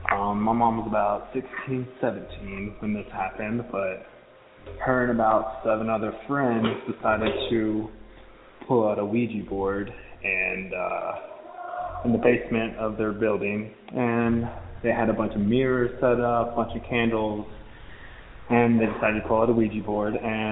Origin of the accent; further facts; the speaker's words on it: Texas, United States; now in Denver, United States; I'm originally from Texas, and I now live in Denver, Colorado.